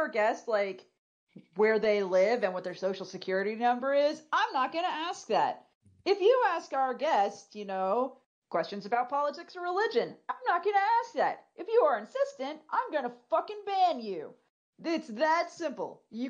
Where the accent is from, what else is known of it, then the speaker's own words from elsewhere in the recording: Chicago, Illinois, United States; Bitch, I'm from Chicago!